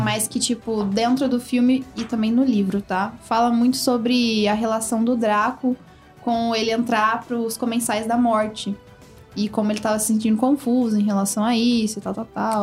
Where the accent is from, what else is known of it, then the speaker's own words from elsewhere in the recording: São Joaquim da Barra, São Paulo, Brazil; now in Ribeirão Preto, Brazil; Eu sou de São Joaquim da Barra e lá, tipo, é muito pequeno, muito pequeno mesmo.